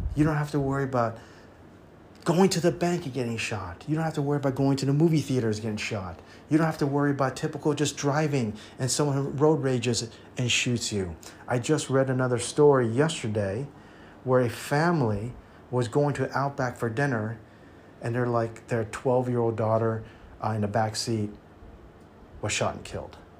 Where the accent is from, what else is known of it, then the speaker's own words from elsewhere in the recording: United States; also born or lived in Taiwan; now in Thailand; I'm American at heart because that's where I was raised